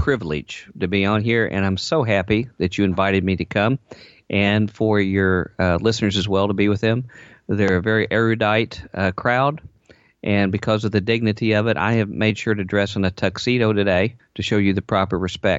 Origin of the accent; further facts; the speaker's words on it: Southern United States, United States; I come from the Bible Belt, the revivalist circuit, so I want to be able to put that in there a little bit occasionally, if that's okay.